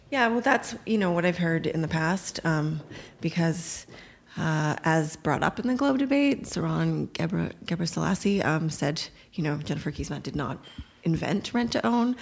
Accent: Toronto, Ontario, Canada; I grew up in North Scarborough

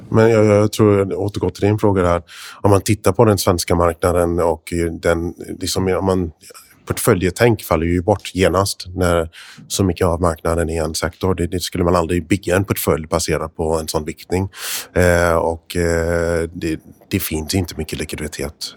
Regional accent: United States; Swedish is a second language; moved away; also born or lived in Sweden; jag är amerikan från början, så att jag bodde i Sverige från 85 till 96

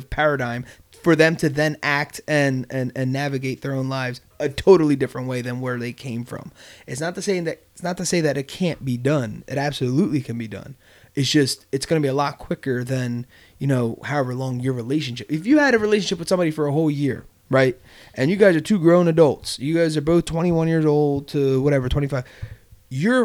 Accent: Bristol, Pennsylvania, United States; we're all, except for Gabe, we're all from Bristol.

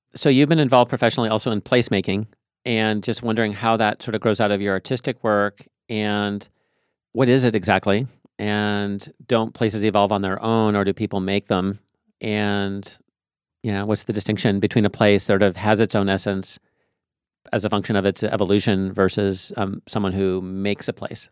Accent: Tacoma, Washington, United States; I grew up in Tacoma

